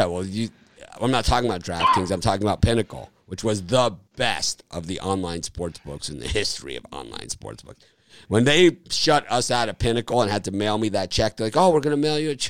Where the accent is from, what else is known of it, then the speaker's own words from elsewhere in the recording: Miami, Florida, United States; moved away; also born or lived in Chicago; I'm from Miami